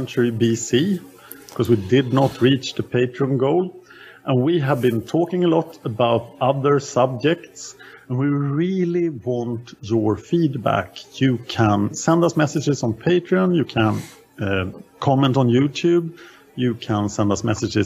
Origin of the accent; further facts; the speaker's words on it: Sweden; I am from Sweden